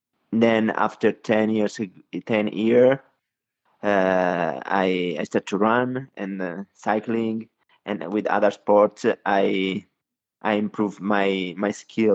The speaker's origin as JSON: {"language": "English", "country": "Italy", "said": "from Italy. I'm 36 years old. I live in the north of Italy near Como Lake in a beautiful area."}